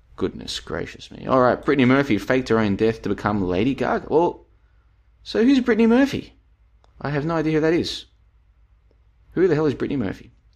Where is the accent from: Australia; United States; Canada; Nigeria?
Australia; moved away; I am an Australian, of course. I used to live there